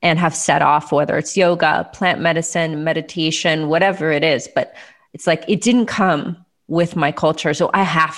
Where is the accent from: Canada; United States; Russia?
United States; growing up as an American